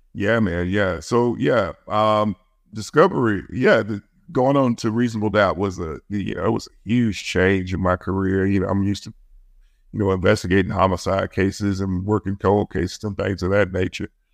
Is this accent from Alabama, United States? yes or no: yes; Birmingham, Alabama, United States; I grew up in Birmingham. I grew up in one of the roughest parts of Birmingham.